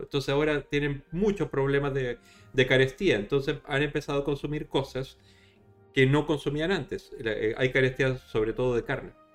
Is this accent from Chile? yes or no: yes; Chile; now in Spain; Chile, en, mi país de origen